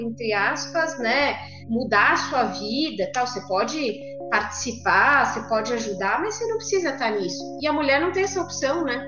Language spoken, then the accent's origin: Portuguese; São Paulo, Brazil; Eu sou de São Paulo, mas faz três semanas que mudei para o interior aqui de São Paulo